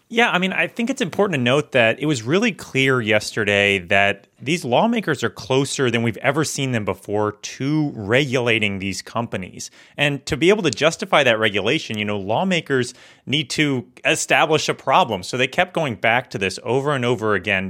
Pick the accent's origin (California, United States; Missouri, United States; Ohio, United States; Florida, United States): Florida, United States; moved away as an adult; now in Washington, D.C., United States; I'm from Florida